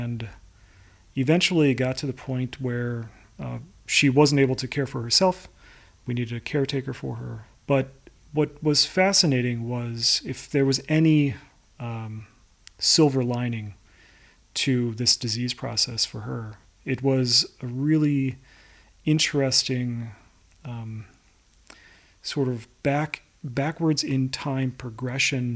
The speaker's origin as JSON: {"language": "English", "town": "Chicago", "region": "Illinois", "country": "United States", "also_born_or_lived": "Stockholm", "moved": "as an adult", "lives_now": "New York, United States", "said": "I am from Chicago, Illinois, in the United"}